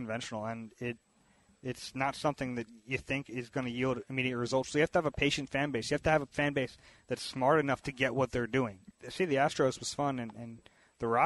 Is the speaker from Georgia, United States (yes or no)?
no; Philadelphia, Pennsylvania, United States; also born or lived in Houston; I grew up in Philly